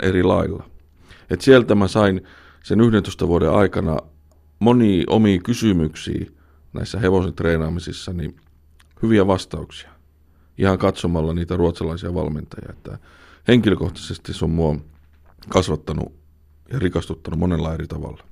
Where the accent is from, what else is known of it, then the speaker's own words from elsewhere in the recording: Finland; moved away; also born or lived in Eskilstuna, Sweden; muuttaa takaisin Suomeen